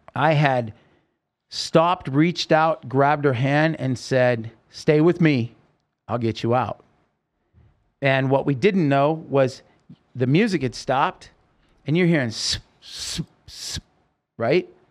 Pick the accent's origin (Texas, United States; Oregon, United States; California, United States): Oregon, United States; I grew up in Oregon